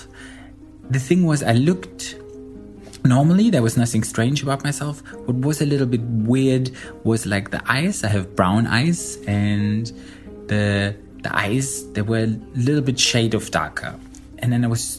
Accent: Berlin, Germany; I'm 35 years old and I'm from Berlin, Germany

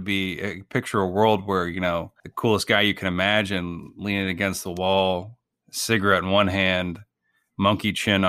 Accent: Illinois, United States; My dad and I grew up in Illinois.

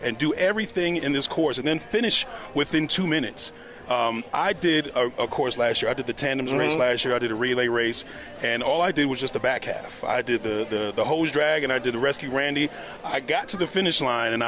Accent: New York, United States; I played in New York. I'm originally from New York

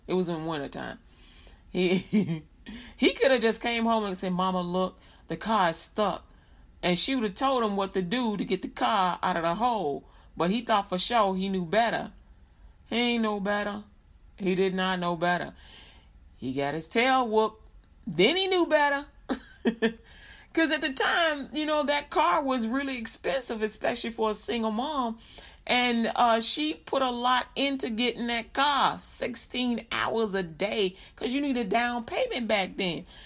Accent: Chicago, Illinois, United States; I grew up in Chicago, Illinois

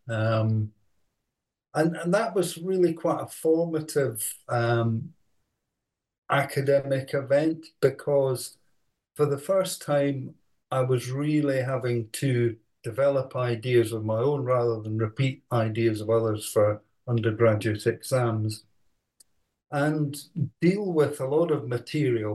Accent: Edinburgh, Scotland, United Kingdom; also born or lived in Aberdeen; I was born uh, in Edinburgh, went to, to school there, and then uh, went to Edinburgh University

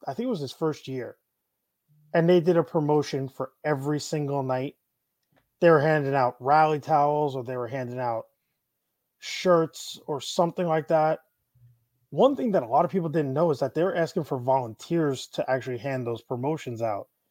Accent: Syosset, New York, United States; also born or lived in Plainview, New York; now in Tampa, United States; I grew up in Syosset and Plainview, so I'm a like Eastern Nassau County kid.

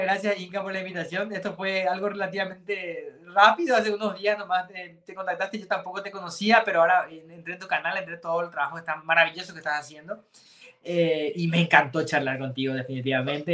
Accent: Paraguay; es el famoso tercer idioma que tenemos aquí en Paraguay, que es el que habla la gente, el que hablo yo

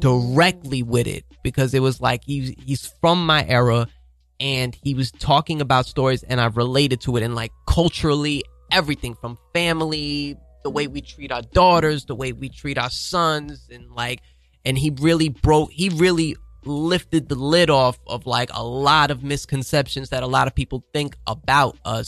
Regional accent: New York City, New York, United States; I'm from Harlem

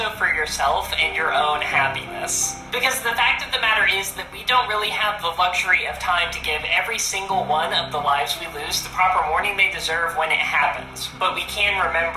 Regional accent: United States; being an American

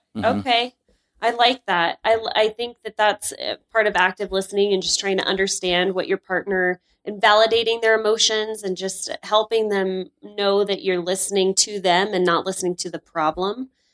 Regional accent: North Dakota, United States; now in Salt Lake City, United States; I'm from North Dakota

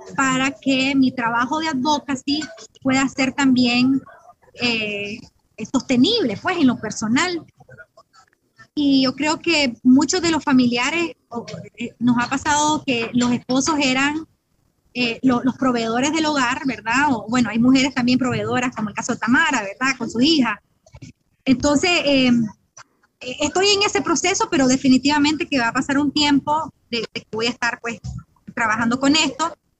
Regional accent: Nicaragua; now in United States; soy nicaragüense

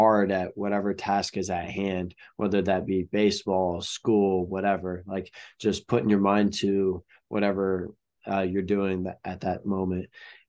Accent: Peoria, Illinois, United States; Yeah. I'm actually from Peoria. That's where I was born. And I have a lot of family, that lives in, just outside of Peoria.

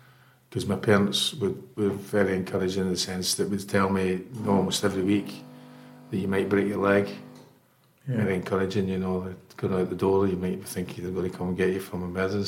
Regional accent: Scotland, United Kingdom; moved away as an adult; I was on a train that afternoon back to Scotland. And 2 weeks later, I was at university and signed part-time for a club not far from my hometown called Morwell

